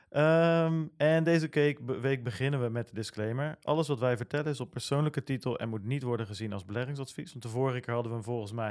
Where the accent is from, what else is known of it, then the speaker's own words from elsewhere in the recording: Veghel, North Brabant, Netherlands; Eh, wij komen uit Veghel, dus het zuiden van Nederland.